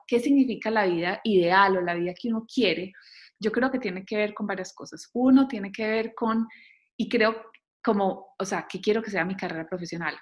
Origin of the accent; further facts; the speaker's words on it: Colombia; moved away as an adult; also born or lived in Bogotá; now in United States; yo crecí en Colombia